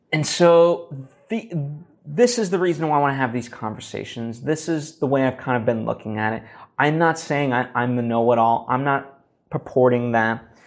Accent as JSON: {"language": "English", "country": "United States", "said": "we as an American people"}